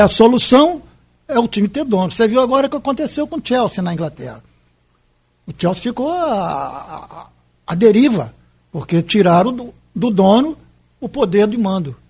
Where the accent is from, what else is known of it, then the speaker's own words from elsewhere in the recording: Miracema, Rio de Janeiro, Brazil; now in Campos dos Goytacazes, Brazil; Miracema é minha terra